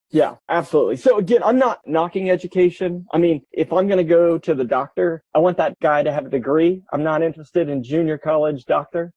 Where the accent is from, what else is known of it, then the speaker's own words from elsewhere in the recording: Kansas City, United States; grew up in Kansas City. I lived 10 minutes from the house I grew up in.